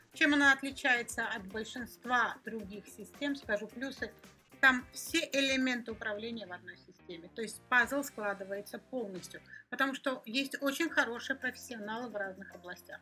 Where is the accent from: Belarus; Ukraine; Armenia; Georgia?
Georgia; я сама из Грузии